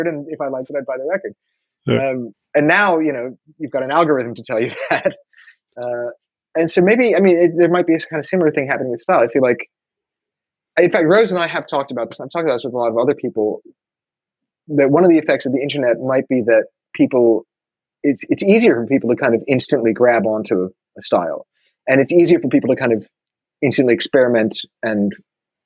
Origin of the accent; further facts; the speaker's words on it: New York, United States; growing up in New York, when I was younger, when I was a teenager